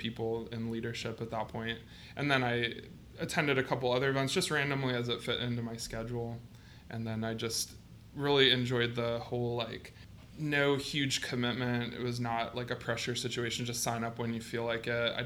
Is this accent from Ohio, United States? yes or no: yes; Massillon, Ohio, United States; moved away as an adult; also born or lived in Bowling Green, Ohio; now in Columbus, United States; I am originally from Massillon, Ohio